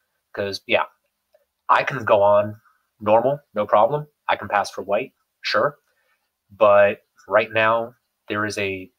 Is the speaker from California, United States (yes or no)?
no; Miami, Florida, United States; I actually am Cuban. I was born in Miami.